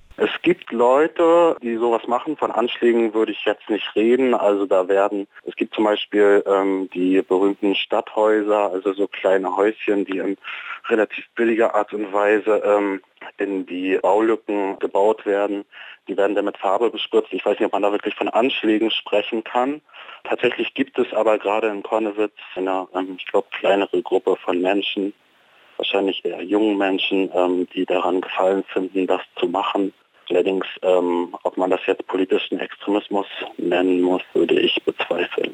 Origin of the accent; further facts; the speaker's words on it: Leipzig, Saxony, Germany; als Leipziger